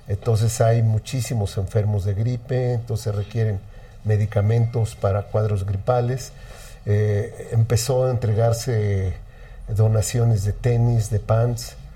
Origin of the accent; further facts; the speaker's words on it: Mexico City, Mexico; yo bueno, soy chilango netamente, aquí nací, aquí he vivido toda mi vida, aquí me quiero morir.